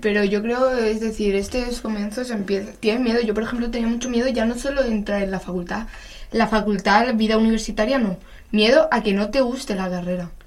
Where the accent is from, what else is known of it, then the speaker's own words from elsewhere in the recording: Madrid, Community of Madrid, Spain; somos de Madrid